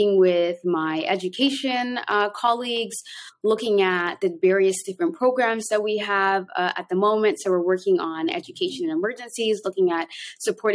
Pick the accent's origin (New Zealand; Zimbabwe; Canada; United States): Canada; moved away as an adult; also born or lived in Toronto, Canada / Somalia; now in Mogadishu, Somalia; I'm both Canadian and Somali.